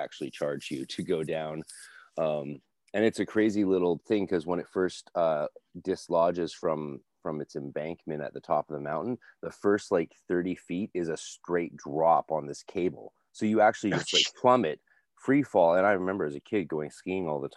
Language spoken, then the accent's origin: English; North Vancouver, British Columbia, Canada; I grew up in Lynn Valley